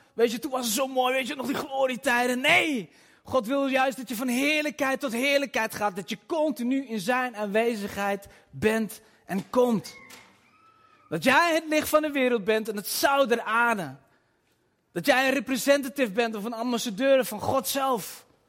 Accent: Twente, Overijssel, Netherlands; also born or lived in Nijvel (possibly Nijverdal), birthplace; Ik kom uit Twente

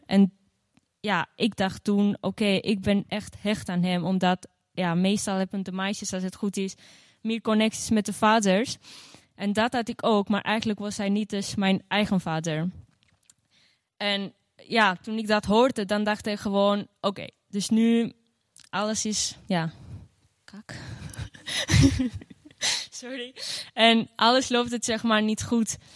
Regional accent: Gjirokastër, Gjirokastër County, Albania; now in Netherlands; in Girocastro, mijn geboorteplaats. En ehm, daar ben ik dus opgegroeid

